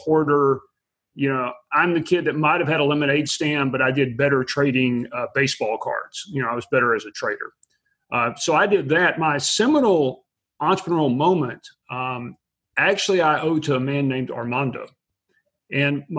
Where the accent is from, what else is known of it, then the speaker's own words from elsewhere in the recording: Abilene, Texas, United States; I was born and raised in West Texas in a small town called Abilene